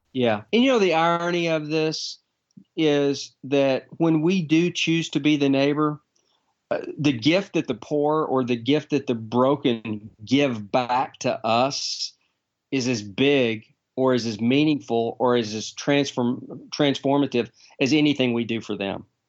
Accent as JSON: {"language": "English", "region": "Texas", "country": "United States", "said": "I'm a Texan"}